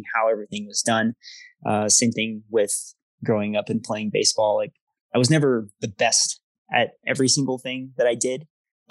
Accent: Denver, North Carolina, United States; I grew up in Denver, North Carolina. It's a suburb of Charlotte

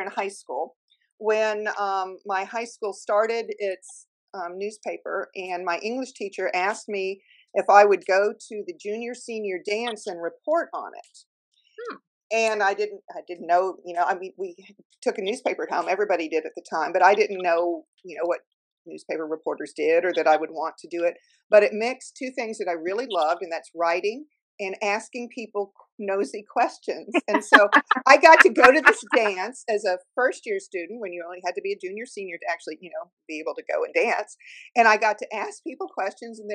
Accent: Cincinnati, Ohio, United States; moved away as an adult; also born or lived in Tuscaloosa, Alabama; now in Chapel Hill, United States; I was born and raised in Cincinnati, Ohio

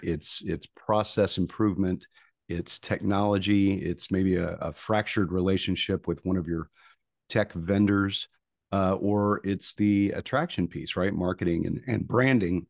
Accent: Tulsa, Oklahoma, United States; moved away as an adult; also born or lived in Houston; I grew up in Tulsa, Oklahoma

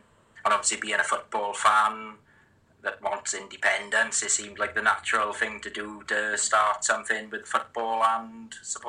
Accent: Tredegar, Wales, United Kingdom; from Tredegar in Blaenau Gwent.

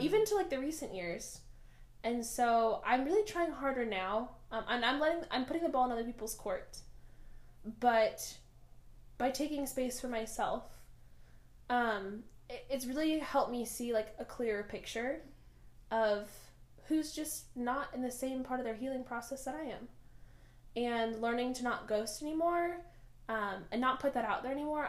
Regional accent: Bay Area, California, United States; we are cousins from the Bay Area

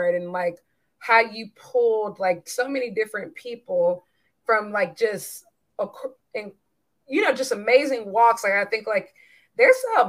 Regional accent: South Carolina, United States; I'm from South Carolina

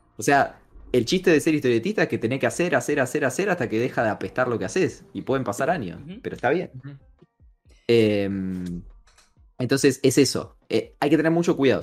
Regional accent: Argentina; yo soy un argentino extraño, hincha de huracán

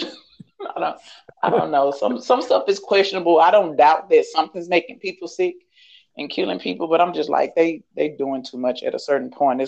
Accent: Louisiana, United States; moved away as an adult; now in Dallas, United States; once we left my hometown in Louisiana, came to Dallas

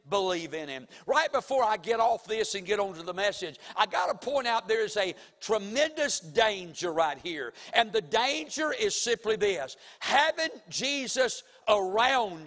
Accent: Mount Airy, North Carolina, United States; now in Winston-Salem, United States; Now, my hometown is Mount Airy, North Carolina. I was born there in the hospital, and I was raised up in Mount Airy, North Carolina, for for 24 years of my life

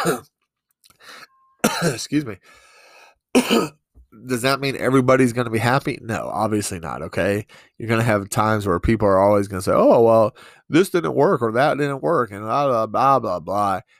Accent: East Coast, United States; also born or lived in New York; now in Montana, United States; I'm from the East Coast, but I've lived in New York for a while.

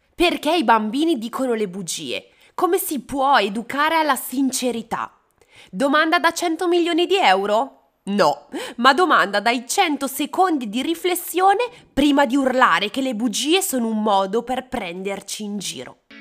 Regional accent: Bergamo, Lombardy, Italy; Io sono di Bergamo e sono particolarmente affezionata a Santa Lucia

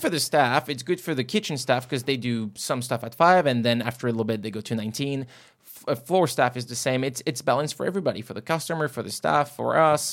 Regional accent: France; not in my home country anymore.

